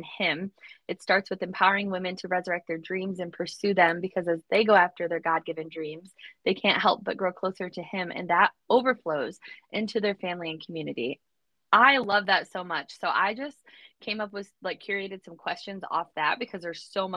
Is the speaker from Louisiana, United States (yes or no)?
no; Southwest Michigan, United States; I'm the girl from Southwest Michigan who had dreams to move away. And guess what? I'm still in Michigan